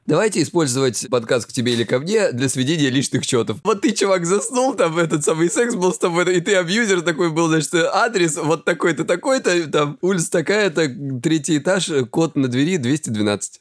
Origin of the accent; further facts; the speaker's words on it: Krasnodar Krai, Russia; я с Кубани